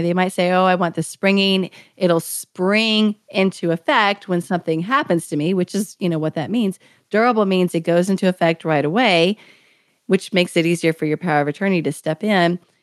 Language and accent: English; Kentucky, United States; moved away as an adult; I had just moved back to my home state of Kentucky